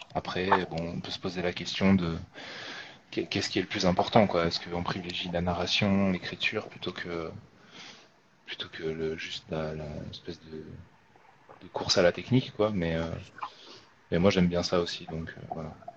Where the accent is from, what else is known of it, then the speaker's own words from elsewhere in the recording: France; j'habite en France et que je suis français